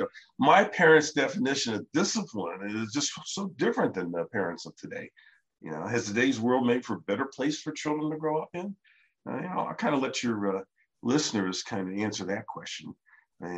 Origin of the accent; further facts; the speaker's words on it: Ohio, United States; my brother Larry and I grew up in Ohio